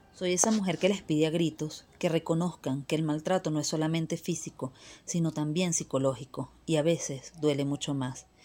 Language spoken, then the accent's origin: Spanish; Venezuela; moved away; Soy esa niña llorona que lleva las rodillas marcadas de las calles de César Rodríguez Palencia, allá mi querida Venezuela